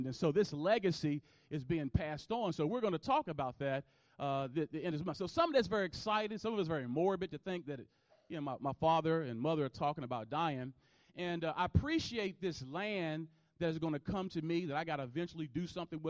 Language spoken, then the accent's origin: English; Roanoke, Virginia, United States; moved away; I'm from Roanoke, Virginia, originally